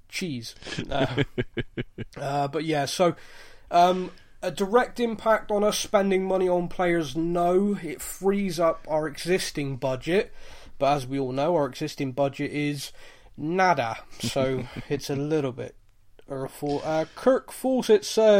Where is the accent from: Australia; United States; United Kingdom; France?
United Kingdom; Bristol, South West England; I'm from Bristol. I'm a Bristol rugby fan